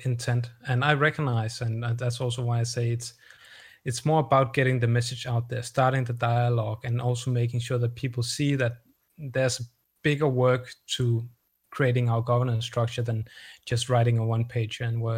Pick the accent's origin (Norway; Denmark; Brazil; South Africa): Denmark; accent: Danish; my Danish accent